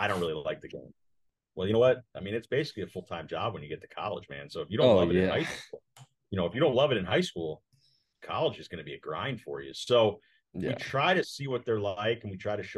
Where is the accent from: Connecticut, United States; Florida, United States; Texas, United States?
Connecticut, United States; moved away as an adult; also born or lived in St. Louis, Missouri; now in Omaha, United States; I grew up in Connecticut, small town